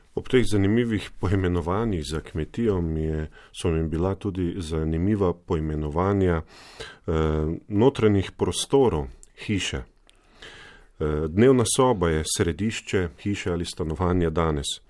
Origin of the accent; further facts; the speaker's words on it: Slovenia; Slovenci smo